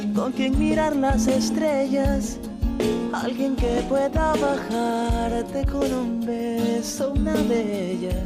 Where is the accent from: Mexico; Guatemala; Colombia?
Colombia; Caribbean Region